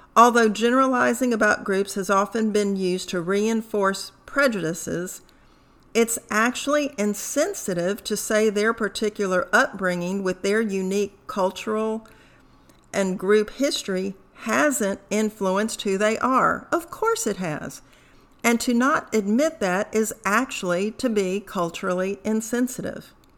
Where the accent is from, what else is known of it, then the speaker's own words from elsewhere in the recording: United States; also born or lived in Tehran, Iran; My adoptive parents left Tehran when I was two years of age. Since then, my background, values, behaviors have been ingrained as an American